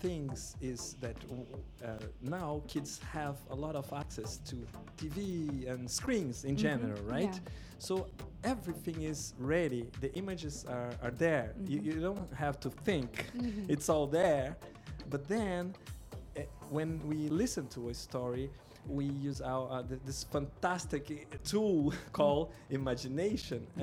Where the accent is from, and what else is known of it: Brazil; first language Portuguese; English is a second language